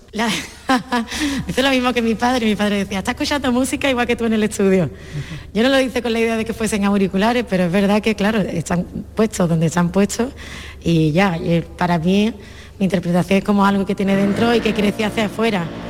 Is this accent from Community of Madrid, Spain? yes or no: no; Andalusia, Spain; muy de mi tierra, muy de Andalucía